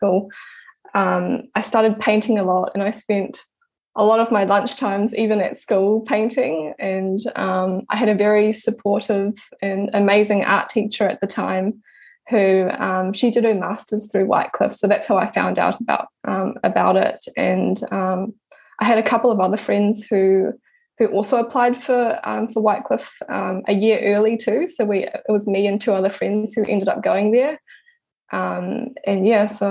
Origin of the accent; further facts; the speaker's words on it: Pukekohe, Auckland, New Zealand; I was born in Auckland and I was raised in Pukekohe, which is south of Auckland.